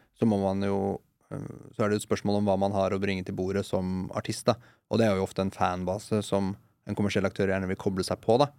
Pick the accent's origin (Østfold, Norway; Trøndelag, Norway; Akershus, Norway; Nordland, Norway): Østfold, Norway; Moss; now in Oslo, Norway; jeg vokste opp i Moss